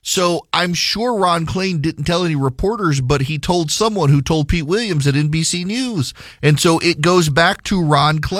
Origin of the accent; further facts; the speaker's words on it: Dubai, United Arab Emirates; it was a way for me as a kid growing up in Dubai in the Middle East to connect to the United States, its politics.